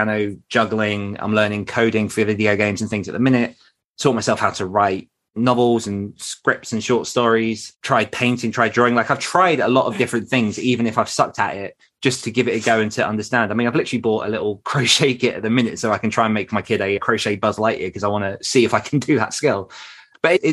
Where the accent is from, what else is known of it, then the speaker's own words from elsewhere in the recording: United Kingdom; being British